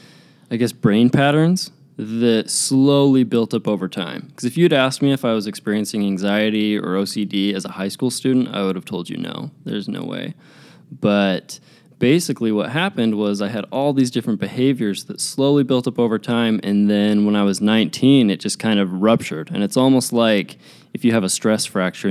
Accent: Draper, Utah, United States; Grew up in Draper, Utah

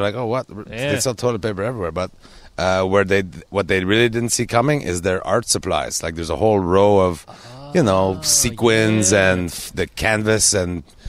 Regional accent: South Shore of Montreal, Quebec, Canada; I'm the South Shore of Montreal.

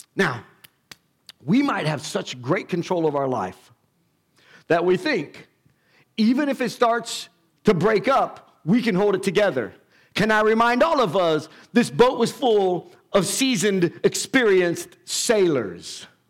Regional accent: United States; us being American has nothing to do with our faith

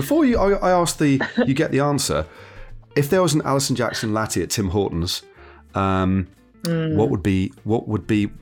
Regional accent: Derby, East Midlands, United Kingdom; my hometown of Derby, which is in Derbyshire, not far from Nottingham

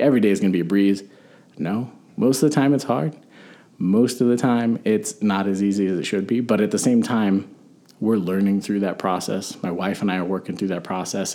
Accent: Albuquerque, New Mexico, United States; born or raised there

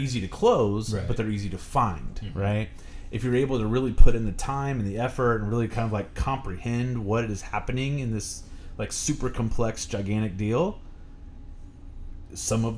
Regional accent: Fortville, Indiana, United States; I grew up in Fortville, and it's a country place

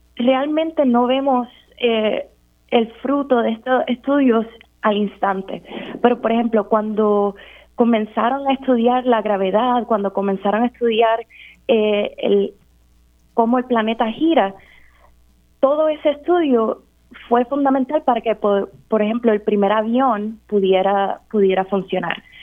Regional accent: San Juan, Puerto Rico; Pues yo crecí en San Juan, entre lo que es Cupe y Caimito.

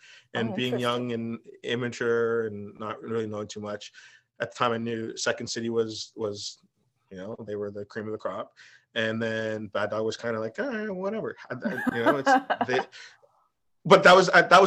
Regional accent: Markham, Ontario, Canada; also born or lived in Richmond Hill; I grew up in Markham and went to high school in Richmond Hill because of French immersion.

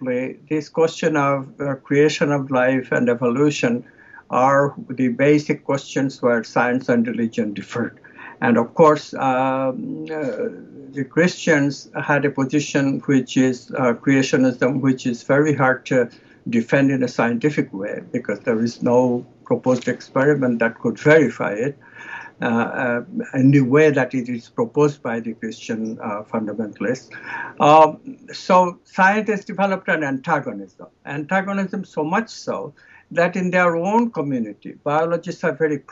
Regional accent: India; I come from India

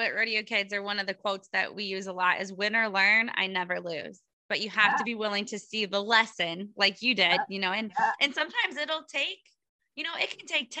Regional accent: Iowa, United States; So we're from Iowa and we're not going to the Iowa Expo, Iowa Beef Expo

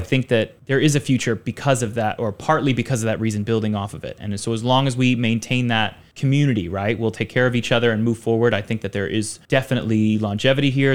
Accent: Richmond, Virginia, United States; moved away as an adult; now in Taipei, Taiwan; I'm from Richmond, Virginia, which is actually a pretty, like, there's a lot of film work happening there

